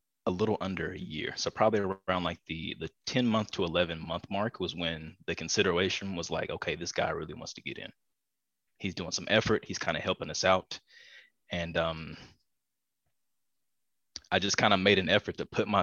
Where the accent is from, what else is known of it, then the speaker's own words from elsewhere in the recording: East Coast, United States; moved away; also born or lived in Pasadena, Los Angeles; I'm originally from the East Coast and moved over here to the West Coast